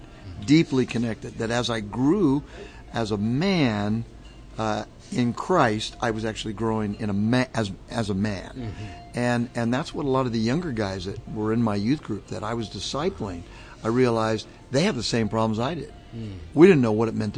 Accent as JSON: {"language": "English", "region": "Southern California", "country": "United States", "tie": "born or raised there", "also_born_or_lived": "Chicago / New England", "moved": "as an adult", "lives_now": "Orlando, United States", "said": "born and raised in Southern California."}